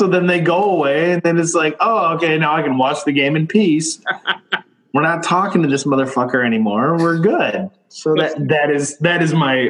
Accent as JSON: {"language": "English", "region": "Michigan", "country": "United States", "said": "I'm from Michigan."}